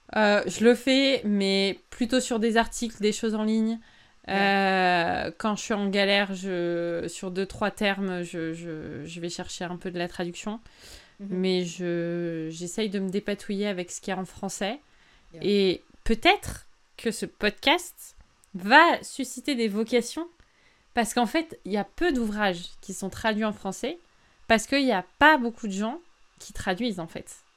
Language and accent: French; France; first language French; je suis née en France, de famille française. Je parle français depuis que j'ai zéro ans